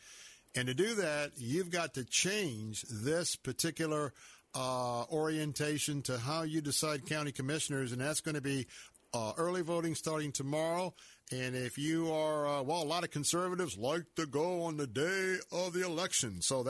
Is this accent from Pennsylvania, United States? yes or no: no; Tampa, Florida, United States; also born or lived in California; I was born and raised in Tampa, and I remember when a lot of our highways were just two-lane roads